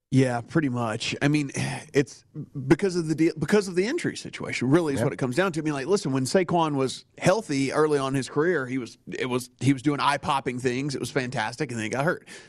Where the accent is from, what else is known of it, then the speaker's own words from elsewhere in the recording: Northern Louisiana, United States; growing up in Northern Louisiana